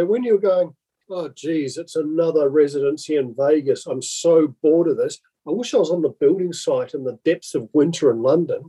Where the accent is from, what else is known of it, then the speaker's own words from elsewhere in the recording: New Zealand; growing up in New Zealand